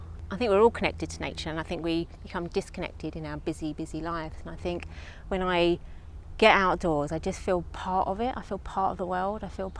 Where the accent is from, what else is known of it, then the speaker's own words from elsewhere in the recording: London, United Kingdom; I grew up in Tottenham, which is inner city London.